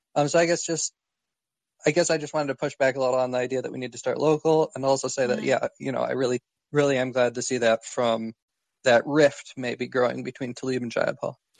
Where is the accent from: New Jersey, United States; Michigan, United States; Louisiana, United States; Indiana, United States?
Michigan, United States; I'm from Michigan